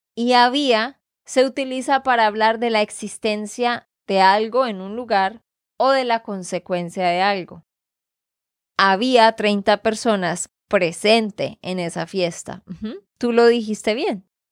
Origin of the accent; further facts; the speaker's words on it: Santander, Colombia; de Santander, Colombia